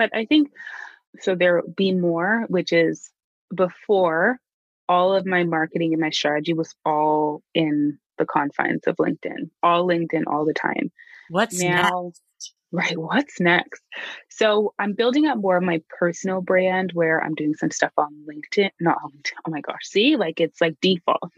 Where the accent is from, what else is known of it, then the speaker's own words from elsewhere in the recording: Canada; As a Canadian